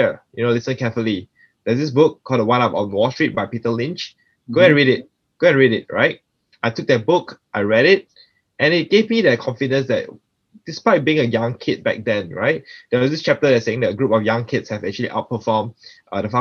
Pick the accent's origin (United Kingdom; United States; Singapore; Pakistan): Singapore; I'm actually born and raised in Singapore